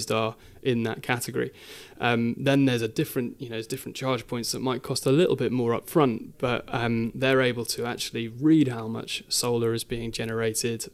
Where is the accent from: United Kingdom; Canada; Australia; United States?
United Kingdom; Midlands; I was born and raised in the Midlands